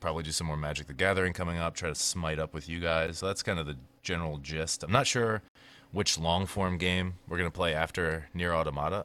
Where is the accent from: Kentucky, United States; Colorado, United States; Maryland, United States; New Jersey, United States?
Maryland, United States; I was from Maryland